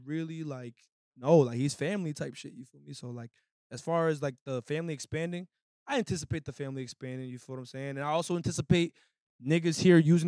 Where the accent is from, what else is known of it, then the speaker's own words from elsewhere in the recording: Lowell, Massachusetts, United States; me, Ernaz, and Pharaoh, we're all from Lowell